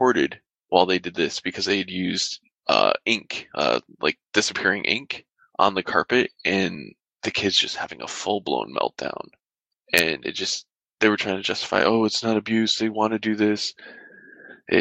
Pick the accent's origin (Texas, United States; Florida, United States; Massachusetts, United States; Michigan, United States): Michigan, United States; now in California, United States; I grew up in Michigan